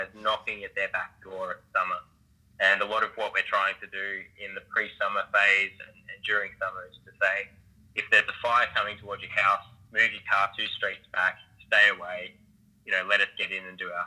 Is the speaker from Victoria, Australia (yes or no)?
yes; Victoria, Australia; me being an Australian firefighting